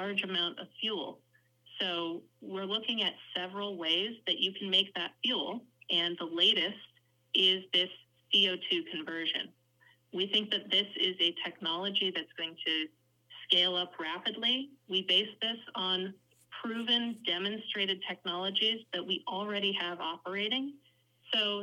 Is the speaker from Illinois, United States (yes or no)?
yes; Chicago, Illinois, United States; accent: Chicago; I've got that nice Chicago A in my accent